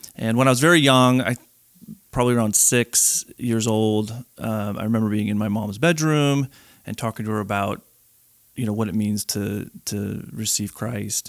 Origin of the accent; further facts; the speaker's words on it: Chicago, Illinois, United States; moved away as an adult; now in North Carolina, United States; born and raised in Chicago, lived there my whole life